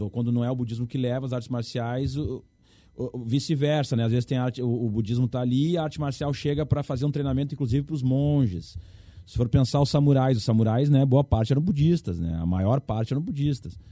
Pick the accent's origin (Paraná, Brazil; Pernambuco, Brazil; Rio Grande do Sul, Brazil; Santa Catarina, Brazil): Rio Grande do Sul, Brazil; no nosso estado